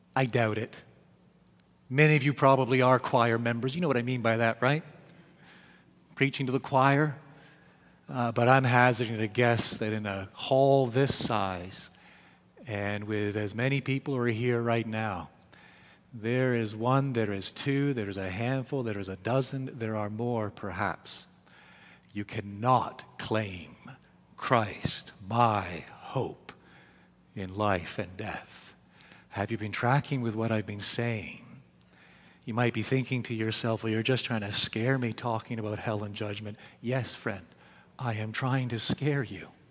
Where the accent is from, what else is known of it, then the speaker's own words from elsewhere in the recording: Canada; I was raised here in Canada